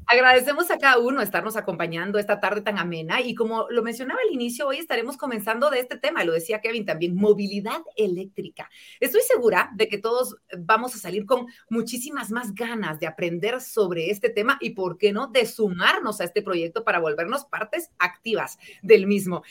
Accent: Guatemala; como guatemaltecos

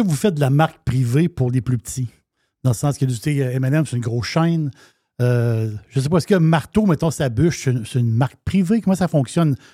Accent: Quebec, Canada; nous, on, est Québécois

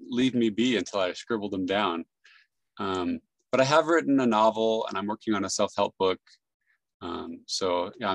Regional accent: San Jose, California, United States; now in Salt Lake City, United States; I grew up in San Jose, California

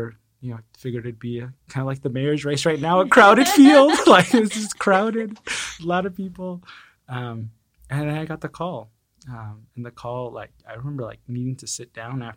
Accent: California, United States; moved away as an adult; now in San Antonio, United States; I came to San Antonio in 2010. I was originally from California.

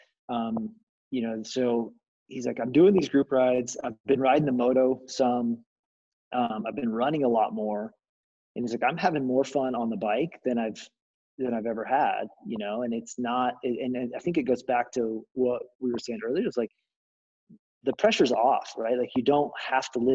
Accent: Arkansas, United States; moved away as an adult; also born or lived in Southwest Missouri; I grew up in Arkansas

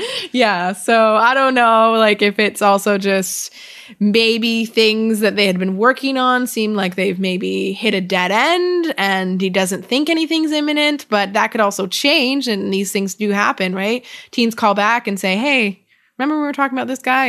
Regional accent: Canada; accent: Canadian; I just said both like a real Canadian

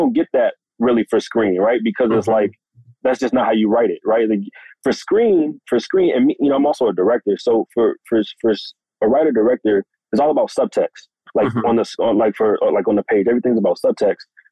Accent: Washington, District of Columbia, United States; Washington, D.C., my hometown

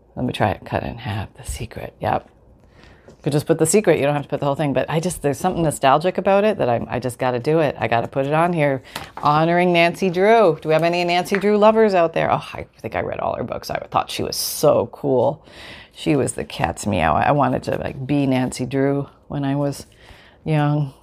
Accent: Canada; moved away; also born or lived in United States; I'm still Canadian. I'm Canadian and American

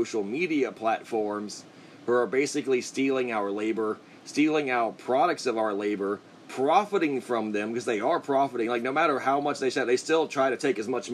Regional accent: United States; as an American

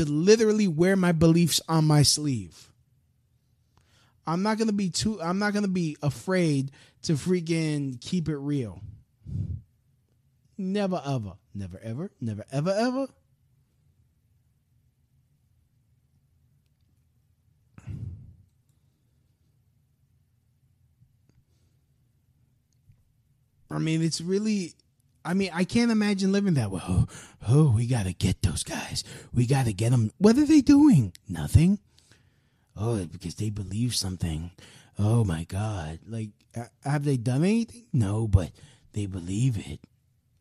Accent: United States; me as an American

